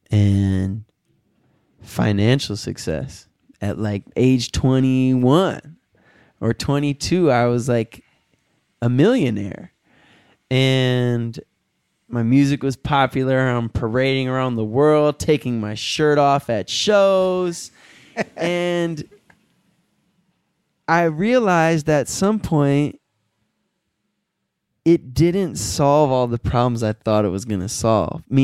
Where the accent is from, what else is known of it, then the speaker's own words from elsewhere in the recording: Southfield, Michigan, United States; I would never say I'm from Detroit. I would say I'm from Southfield.